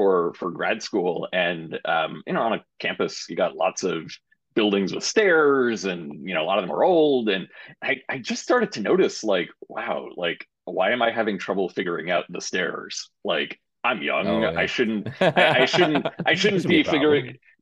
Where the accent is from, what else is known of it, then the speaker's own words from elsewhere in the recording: New York, United States; moved away as an adult; now in Cambridge, United States; I'm originally from New York